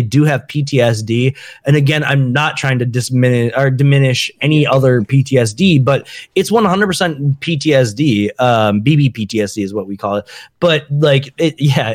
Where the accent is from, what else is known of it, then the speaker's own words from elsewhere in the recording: Minnesota, United States; I'm from Minnesota